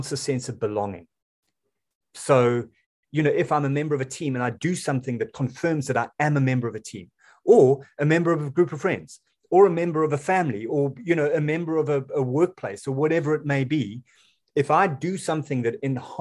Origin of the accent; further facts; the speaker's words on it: South Africa; I'm a South African